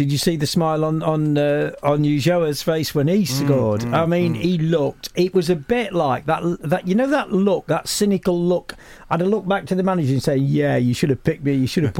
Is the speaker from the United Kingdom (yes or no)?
yes; Derby, East Midlands, United Kingdom; Derby, because that's my hometown.